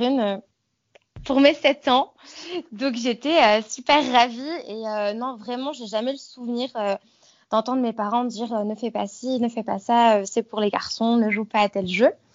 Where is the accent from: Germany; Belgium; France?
France; Savoie and Haute-Savoie, Auvergne-Rhône-Alpes; moved away as an adult; now in Queenstown, New Zealand; je suis originaire de la région Rhône-Alpes, donc j'ai grandi en Savoie et mhm. en Haute-Savoie